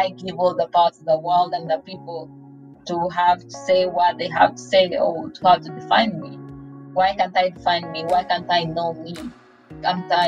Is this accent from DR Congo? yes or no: yes; DR Congo; now in Utah, United States; I am originally from the Democratic Republic of Congo. I came here with my aunt